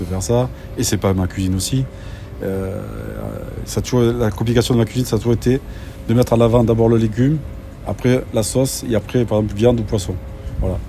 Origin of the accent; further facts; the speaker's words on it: the South, southern France, France; Je suis du Sud